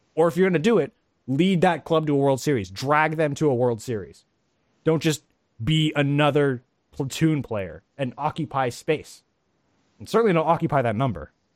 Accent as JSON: {"language": "English", "town": "Atlanta", "region": "Georgia", "country": "United States", "tie": "born or raised there", "said": "my hometown Atlanta"}